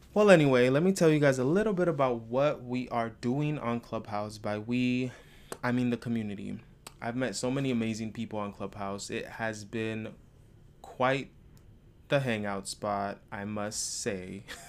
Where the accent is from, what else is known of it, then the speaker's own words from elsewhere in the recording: San Rafael, California, United States; moved away as an adult; also born or lived in Richmond, California; now in Los Angeles, United States; I'm from San Rafael, which is only across the bridge